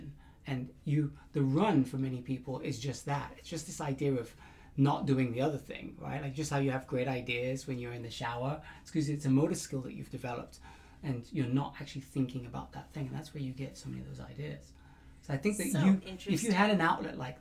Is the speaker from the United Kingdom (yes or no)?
yes; England, United Kingdom; I'm very English